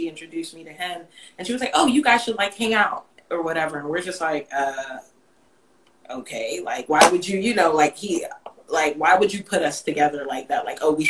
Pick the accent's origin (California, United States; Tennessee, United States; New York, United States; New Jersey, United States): New York, United States; We had a few things in common, like we are both from New York and we went to Cuse, but he went to the law school and I was there for undergrad